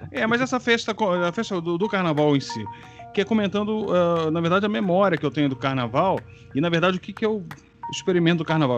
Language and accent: Portuguese; Rio de Janeiro, Brazil; Quando criança, lá, lá em Vila Isabel, que foi onde eu cresci, eu nasci no Estácio, fui criado em Vila Isabel